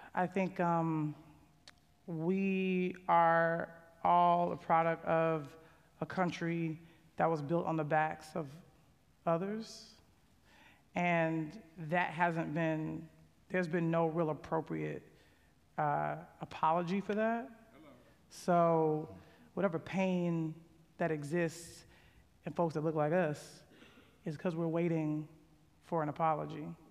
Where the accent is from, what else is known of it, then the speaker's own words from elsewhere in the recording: Chicago, Illinois, United States; And I'm from Chicago. You know, I got a single parent